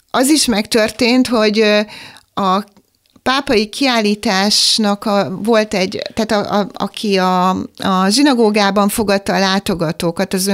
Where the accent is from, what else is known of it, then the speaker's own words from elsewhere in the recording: Pápa, Veszprém County, Hungary; én is pápai vagyok